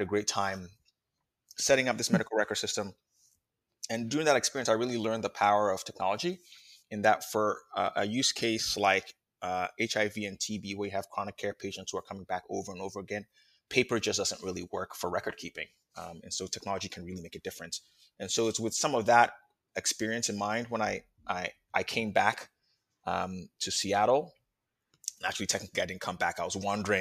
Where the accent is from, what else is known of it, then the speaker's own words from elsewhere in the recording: Ghana; moved away; I was born in Ghana